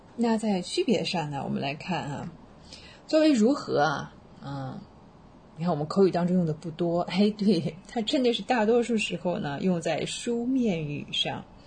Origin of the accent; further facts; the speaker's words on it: China; also born or lived in Waikato, New Zealand; now in New Zealand; 我们中国人